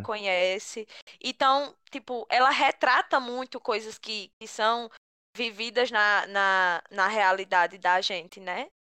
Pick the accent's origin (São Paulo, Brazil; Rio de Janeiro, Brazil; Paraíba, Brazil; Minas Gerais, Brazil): Paraíba, Brazil; Picuí; que sou de Picuí também